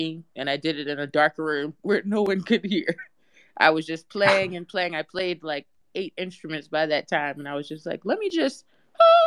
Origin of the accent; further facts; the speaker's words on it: United Kingdom; I'm a British artist.